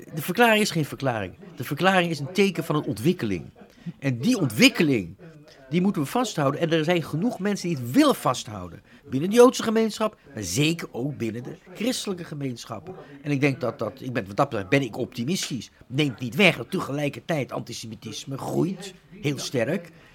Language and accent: Dutch; Netherlands; moved away as an adult; Ik ben Nederlander, ben tien jaar, meer dan 10 generaties, maar ik heb tien jaar gestudeerd in het buitenland.